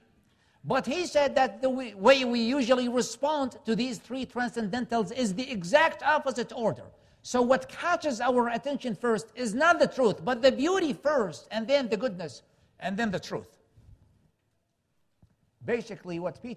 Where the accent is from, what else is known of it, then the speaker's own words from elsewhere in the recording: Baghdad, Baghdad Governorate, Iraq; moved away as an adult; now in United States; I was born and raised in Baghdad, Iraq in 1979.